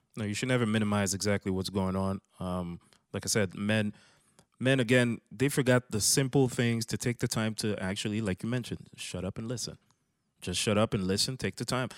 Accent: Canada; I'm some dude from Canada

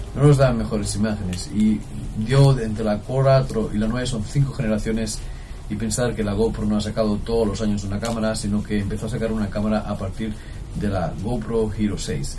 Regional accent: Jaraíz de la Vera, Extremadura, Spain; Jariza es uno de los nombres de mi pueblo, Jaraíz de la Vera, en Extremadura

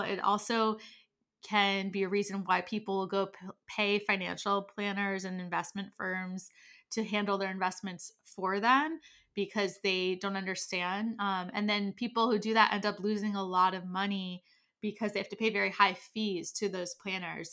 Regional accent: United States; I am American

